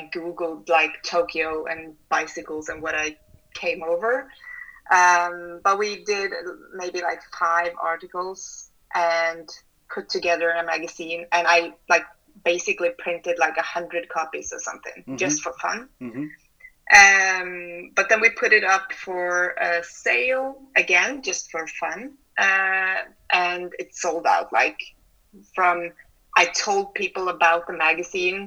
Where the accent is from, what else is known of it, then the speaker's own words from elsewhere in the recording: Oslo, Norway; Oslo, my hometown